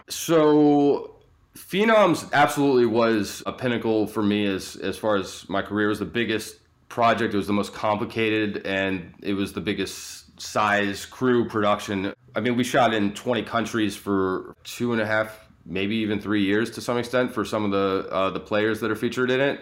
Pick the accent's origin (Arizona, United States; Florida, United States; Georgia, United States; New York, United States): Georgia, United States; Atlanta; I grew up in Atlanta.